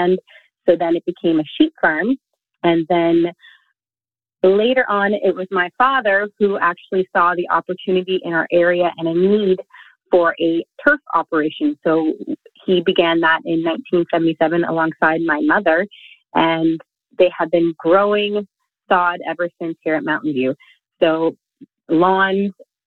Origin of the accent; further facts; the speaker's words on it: Quebec, Canada; I'm from the rural community of Queal, Quebec, which I don't have a French accent, but I am fifth generation, my children are the sixth generation of our family farm here in Quebec.